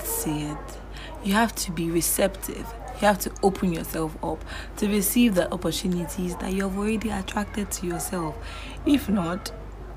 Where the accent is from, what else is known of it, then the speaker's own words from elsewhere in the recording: Nigeria; as an African, as a Nigerian